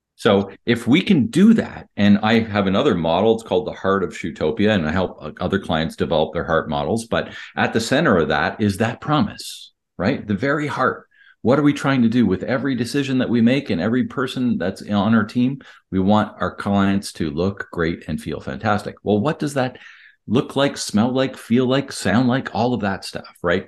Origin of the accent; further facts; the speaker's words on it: Canada; I'm Canadian